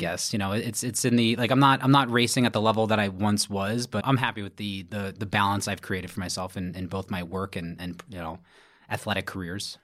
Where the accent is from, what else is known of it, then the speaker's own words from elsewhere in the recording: Brooklyn, New York, United States; from Brooklyn, New York, born and raised